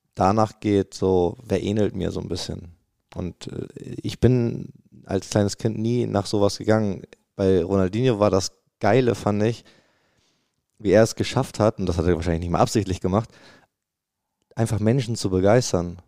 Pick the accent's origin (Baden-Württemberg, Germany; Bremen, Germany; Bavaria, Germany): Bremen, Germany; moved away as an adult; also born or lived in Cologne, Germany; now in Dortmund, Germany; ich bin ja ge geboren in Bremen